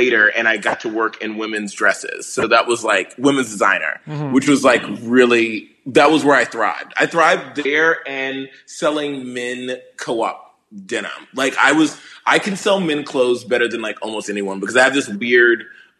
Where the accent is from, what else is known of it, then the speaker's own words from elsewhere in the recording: the South, United States; But I think that like growing up in the South, I was used to fat, boring energy.